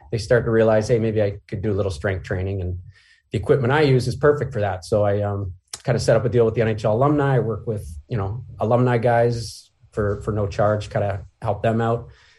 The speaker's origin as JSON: {"language": "English", "town": "St. Catharines", "region": "Ontario", "country": "Canada", "also_born_or_lived": "Cherry Hill, United States", "said": "Yeah, so I'm originally from St. Catharines."}